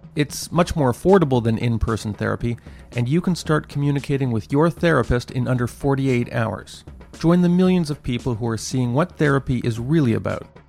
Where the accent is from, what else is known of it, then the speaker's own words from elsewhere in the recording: Montreal, Quebec, Canada; Concordia University in my hometown of Montreal